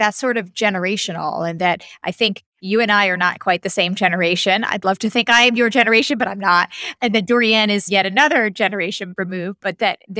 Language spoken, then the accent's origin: English; New York, United States; being a New Yorker